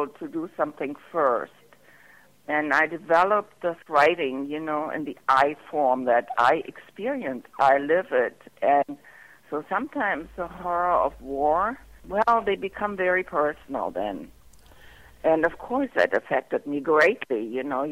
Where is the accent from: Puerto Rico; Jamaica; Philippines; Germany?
Germany; moved away as an adult; also born or lived in England; I'm German